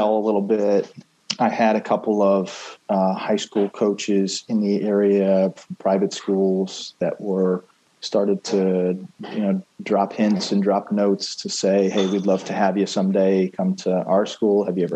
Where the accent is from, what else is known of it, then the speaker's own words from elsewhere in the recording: Trumbull, Connecticut, United States; I grew up in Connecticut, Trumbull, Connecticut, about an hour outside of New York